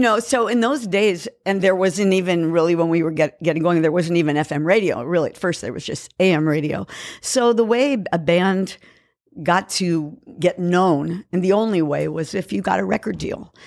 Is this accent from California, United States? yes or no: yes; San Francisco, California, United States; moved away as an adult; also born or lived in Kauai, Hawaii; now in Los Angeles, United States; I was born in San Francisco and raised